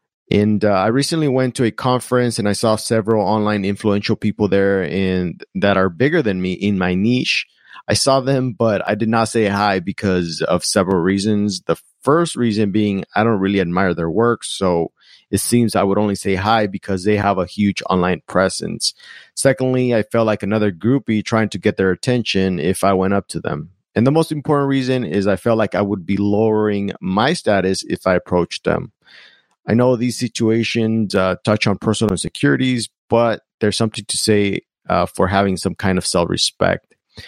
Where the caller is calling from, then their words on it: Monterey Bay, California, United States; Hi, Seth. … from Monterey Bay, California.